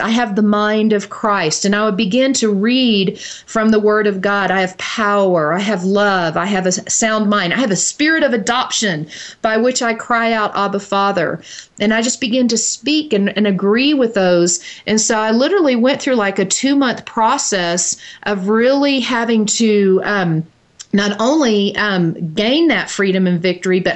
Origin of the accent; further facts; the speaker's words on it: Dallas, Texas, United States; I grew up in Dallas, Texas, and so we were avid Dallas Cowboy football fans